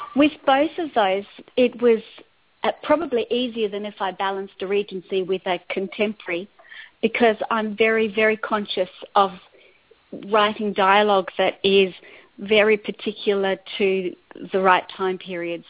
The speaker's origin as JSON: {"language": "English", "town": "Adelaide", "region": "South Australia", "country": "Australia", "tie": "born or raised there", "also_born_or_lived": "Botswana", "moved": "as an adult", "said": "I was a journalist for a number of years on the Adelaide Advertiser, my hometown"}